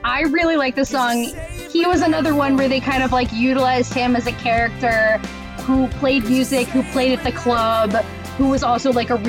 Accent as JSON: {"language": "English", "area": "Long Island", "region": "New York", "country": "United States", "said": "I graduated high school in 2006. I'm also from Long Island"}